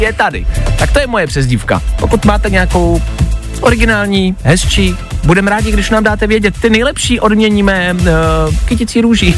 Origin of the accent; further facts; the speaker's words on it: Czechia; jsme Češi